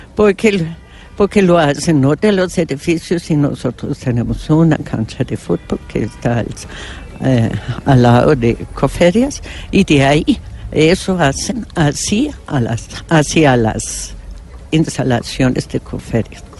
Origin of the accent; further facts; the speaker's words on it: Germany; Spanish is a second language; now in Colombia; yo soy alemana